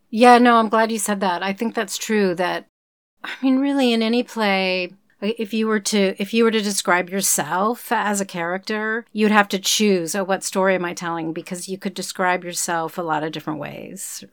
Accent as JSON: {"language": "English", "region": "Oklahoma", "country": "United States", "tie": "born or raised there", "moved": "yes", "said": "I grew up in Oklahoma, which is not Texas"}